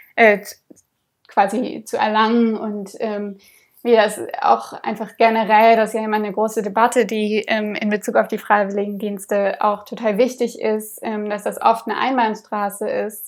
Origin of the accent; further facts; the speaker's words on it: Berlin, Germany; Ich bin in Berlin aufgewachsen